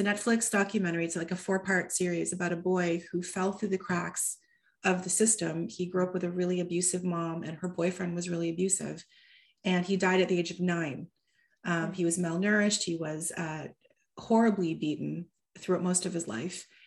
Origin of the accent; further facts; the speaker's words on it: Toronto, Ontario, Canada; first language English; moved away as an adult; also born or lived in Seattle; it's partially set in Toronto for the first time, which is my hometown.